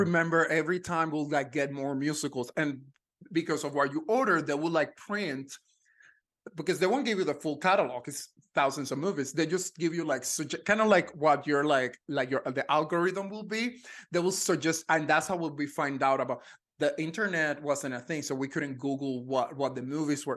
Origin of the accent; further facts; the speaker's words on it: Ponce, Puerto Rico; moved away as an adult; also born or lived in Texas; now in Los Angeles, United States; I was born in Ponce, Puerto Rico.